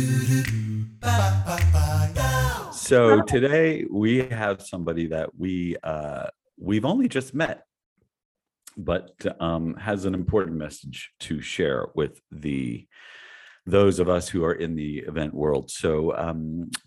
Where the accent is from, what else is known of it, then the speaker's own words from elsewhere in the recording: North Miami Beach, Florida, United States; now in California, United States; I grew up in Miami Beach, North Miami Beach